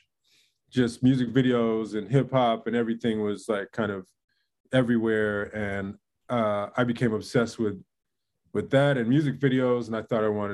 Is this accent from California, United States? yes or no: yes; San Francisco, California, United States; now in Brooklyn, United States; community that I was raised in. It was early 80s in the heart of San Francisco, was called the Mission District